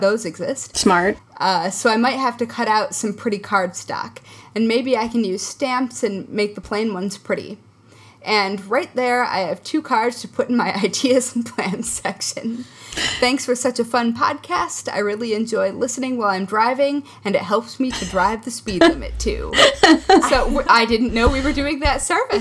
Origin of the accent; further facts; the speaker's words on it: Midwest, United States; now in New York, United States; I grew up in the Midwest.